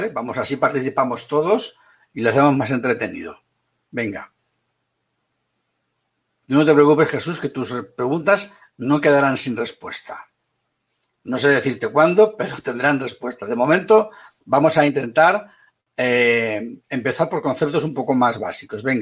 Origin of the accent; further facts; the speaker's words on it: Valencia, Valencian Community, Spain; also born or lived in Madrid; yo nací en Madrid y soy de Valencia.